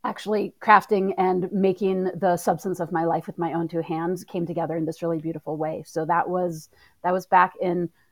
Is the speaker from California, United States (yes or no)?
yes; Northeastern California, United States; I grew up in Northeastern California